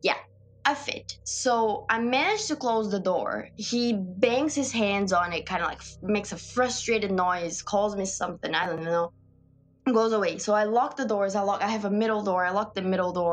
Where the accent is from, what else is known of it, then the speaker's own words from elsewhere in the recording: Brazil; moved away; I'm from Brazil and I'm in this country alone